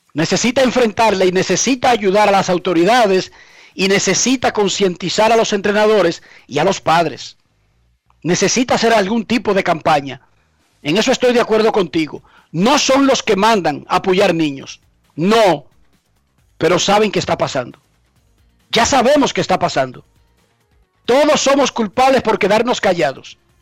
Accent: Herrera, Distrito Nacional, Dominican Republic; Yo no soy de Suiza ni soy de Noruega. Yo soy de Herrera. Soy de un barrio donde se pasa hambre.

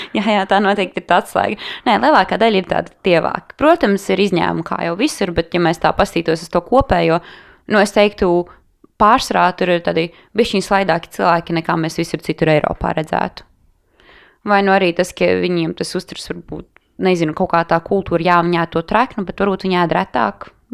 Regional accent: Latvia; Tu pasaki no Latvijas

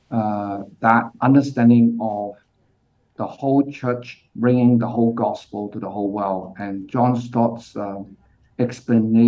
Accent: Hong Kong; moved away as an adult; also born or lived in Australia / United Kingdom / Pakistan; now in Singapore; I grew up in Hong Kong, but currently based in Singapore. But at the age of 18, I went to Australia

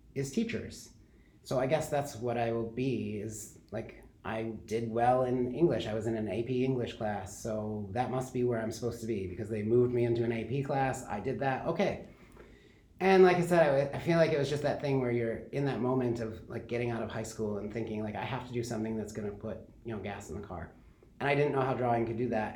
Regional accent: Kalamazoo, Michigan, United States; now in Grand Rapids, United States; I grew up in Kalamazoo

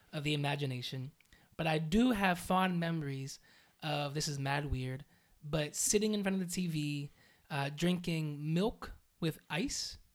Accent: Aliquippa, Pennsylvania, United States; I am from a small town outside of Pittsburgh known as Aliquippa.

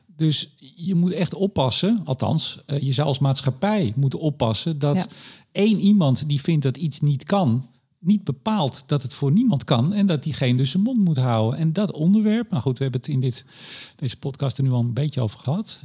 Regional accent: Amsterdam, North Holland, Netherlands; ik kom uit Amsterdam. Amsterdamse humor

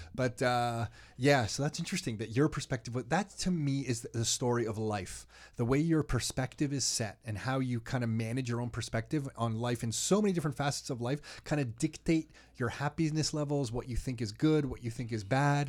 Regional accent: Mississauga, Ontario, Canada; I grew up in Mississauga

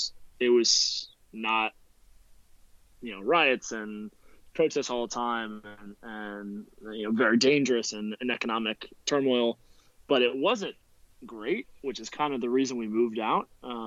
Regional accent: Venezuela; born there; Oh, no, I was born in Venezuela.

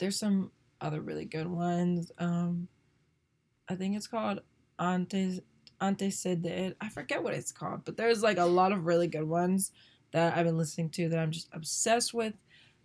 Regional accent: Northern Virginia, United States; born or raised there

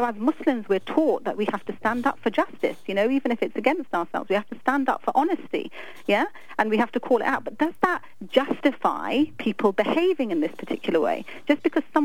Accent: London, United Kingdom; moved away; I'm from London. I mean, I was born and brought up there

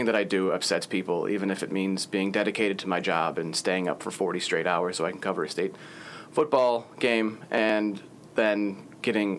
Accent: Chicago, Illinois, United States; I'm from Chicago

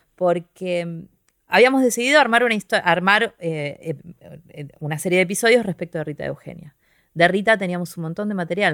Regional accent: Quilmes, Buenos Aires Province, Argentina; yo soy de Quilmes

